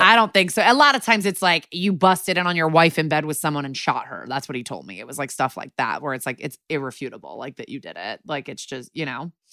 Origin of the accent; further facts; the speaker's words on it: Connecticut, United States; moved away as an adult; also born or lived in New York City; now in Los Angeles, United States; I've been in L A for six years after eleven in New York City and then growing up in Connecticut